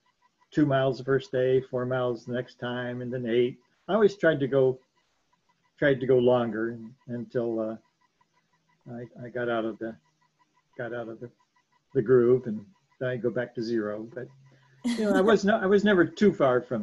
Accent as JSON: {"language": "English", "town": "Canton", "region": "Ohio", "country": "United States", "tie": "born or raised there", "said": "I grew up in Canton, Ohio."}